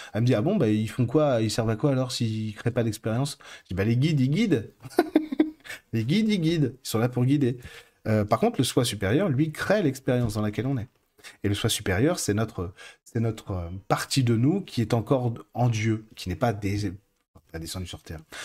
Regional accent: France; je suis français

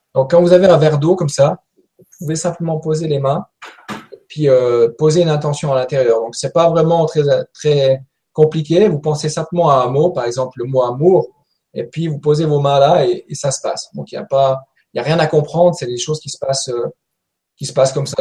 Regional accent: Valais, Switzerland; je viens de Suisse. Je suis un petit Suisse qui vient du Valais

